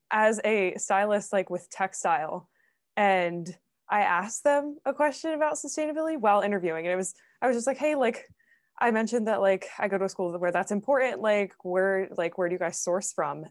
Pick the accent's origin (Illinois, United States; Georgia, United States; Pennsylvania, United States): Pennsylvania, United States; Philadelphia; I'm from Philly too